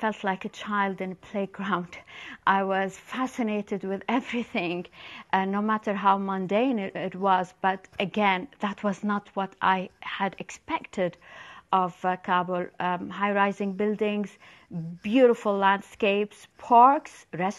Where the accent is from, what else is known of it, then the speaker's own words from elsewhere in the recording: Amman, Amman Governorate, Jordan; my hometown, Amman